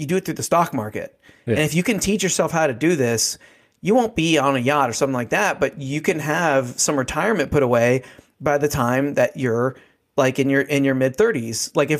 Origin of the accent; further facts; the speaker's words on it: United States; born there; I treat it as we have been given the most luckiest, like, get out of jail free card in the world by just being born in America, and me and you being born as white middle class dudes, right?